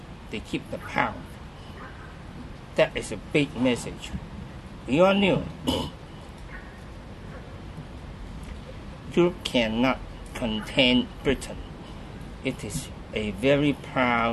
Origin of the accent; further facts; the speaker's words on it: Hong Kong; moved away as an adult; also born or lived in Germany / Australia; I was born in Hong Kong. Grew up in Hong Kong.